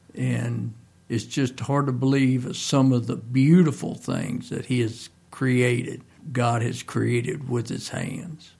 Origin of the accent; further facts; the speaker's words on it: Mount Crawford, Virginia, United States; also born or lived in Grottoes, Virginia; I'm originally from Grados, and when I became five, we moved out in the country up Mount Crawford